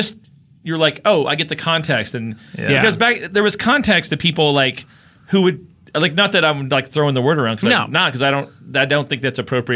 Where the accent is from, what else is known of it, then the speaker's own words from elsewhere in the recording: Kentucky, United States; I grew up in Kentucky.